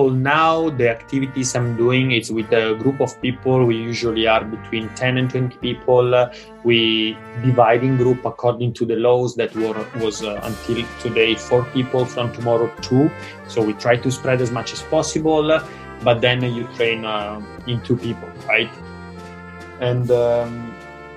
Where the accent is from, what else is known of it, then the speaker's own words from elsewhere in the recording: Italy; moved away as an adult; now in Hong Kong; home is Italy